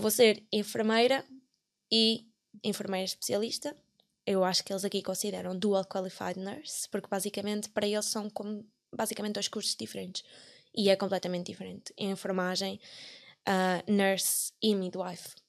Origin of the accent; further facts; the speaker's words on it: Coimbra, Centro, Portugal; moved away as an adult; now in Ireland; eu vivo e cresci sempre em Figueira do Campo